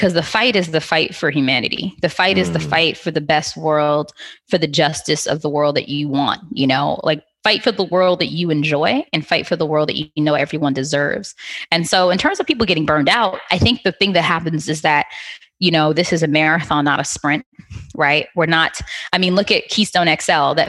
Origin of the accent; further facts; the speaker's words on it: Trinidad & Tobago; accent: Trinidad voice; being Trinidadian, it kind of helps a bit, because our secret weapon is partying